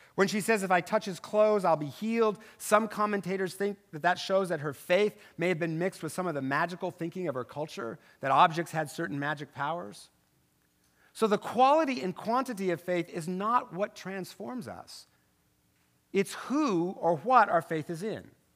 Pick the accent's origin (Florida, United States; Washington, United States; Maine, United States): Washington, United States; Tri-Cities; moved away; I'm from over there, okay? I know, I'm from the Tri City